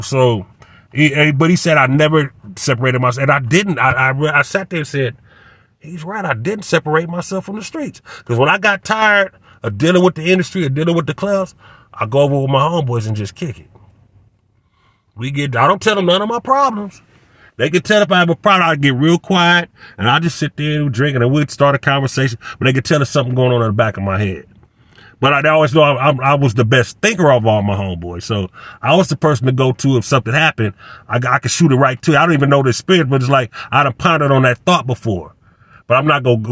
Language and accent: English; Inglewood, California, United States; I grew up in Center Park down the street in the hundreds